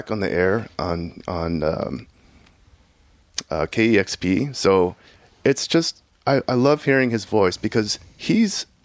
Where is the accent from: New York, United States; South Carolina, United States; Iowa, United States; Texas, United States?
Texas, United States; Houston; my experience growing up in Houston, Texas was there was no internet that, you know, I could access